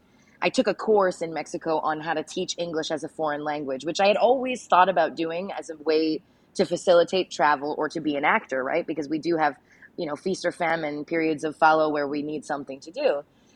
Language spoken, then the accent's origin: English; Saskatchewan, Canada; also born or lived in Medicine Hat, Canada; Growing up in Saskatchewan, country radio is everywhere.